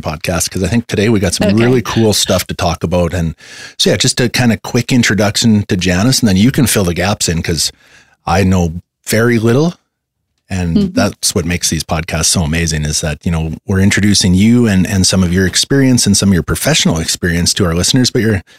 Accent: Canada; like most Canadians

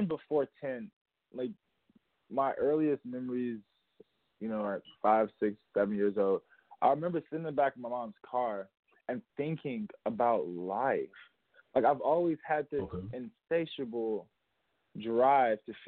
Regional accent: Chicago, Illinois, United States; so I grew up in Chicago and I saw a lot of death growing up

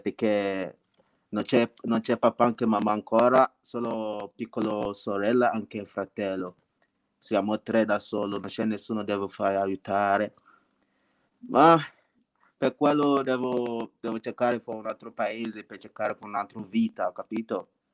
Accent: Nigeria; Italian is a second language; moved away as an adult; now in Italy; vengo dalla Nigeria, Nigeria

